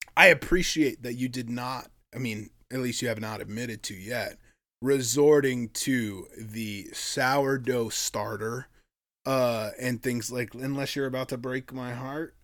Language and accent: English; Sitka, Alaska, United States; they describe my hometown as a drinking town with a fishing problem